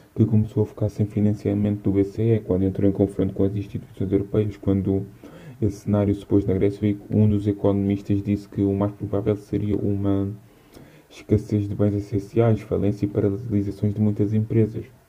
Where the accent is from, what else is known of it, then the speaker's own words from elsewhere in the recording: Portugal; como português, patriota e cidadão de direita